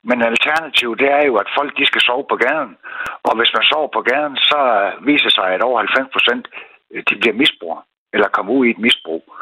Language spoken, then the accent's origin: Danish; Aalborg, North Jutland, Denmark; nu kommer jeg jo fra Aalborg